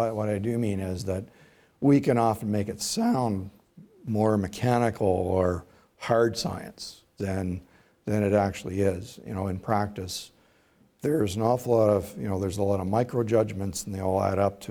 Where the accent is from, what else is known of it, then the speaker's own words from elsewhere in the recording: Oshawa, Ontario, Canada; I grew up in Oshawa